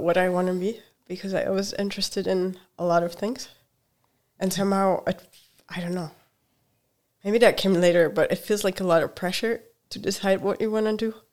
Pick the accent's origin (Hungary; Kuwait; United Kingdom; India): Hungary; English is a second language; moved away; also born or lived in Germany; I grew up in Hungary